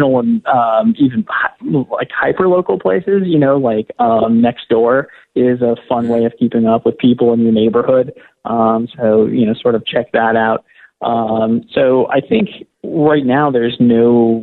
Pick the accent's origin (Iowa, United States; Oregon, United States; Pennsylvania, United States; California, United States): Oregon, United States; I'm from Oregon, so we probably say things a little different than maybe in Pittsburgh